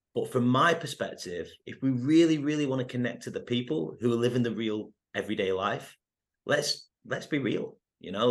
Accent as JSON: {"language": "English", "country": "United Kingdom", "also_born_or_lived": "United States", "moved": "as an adult", "said": "I'm half Indian, I'm half English, and no one really looks like me in the U K when they play soccer"}